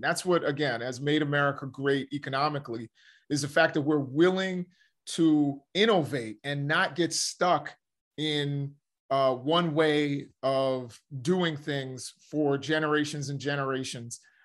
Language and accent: English; United States; we as the American citizens and as the American people